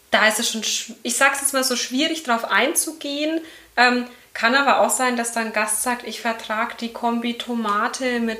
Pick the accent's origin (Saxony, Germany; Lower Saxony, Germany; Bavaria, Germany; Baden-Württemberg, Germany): Bavaria, Germany; Erlangen; ich komme aus Erlangen, bin 33 Jahre alt